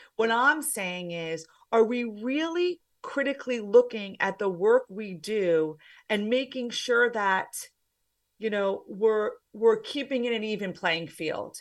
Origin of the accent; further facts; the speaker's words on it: New Jersey, United States; also born or lived in Pennsylvania; I am from the States. I'm from New Jersey